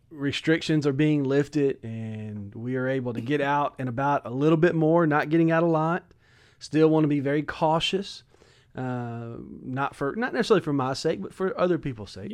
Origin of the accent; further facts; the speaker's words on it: Hammond, Louisiana, United States; I'm originally from Hammond, Louisiana, uh, kind of southeast